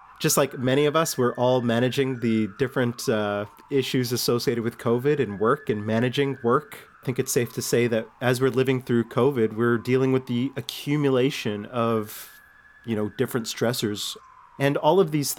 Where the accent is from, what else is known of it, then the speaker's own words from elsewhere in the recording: Winnipeg, Manitoba, Canada; also born or lived in Selkirk, Manitoba / Pine Falls, Manitoba; I actually was born in Selkirk and raised in a place called Pine Falls. Both my parents were teachers and Saguenay First Nation. When I was around 7 years old, both my parents got a job with Winnipeg One School Division in Winnipeg, and we made the move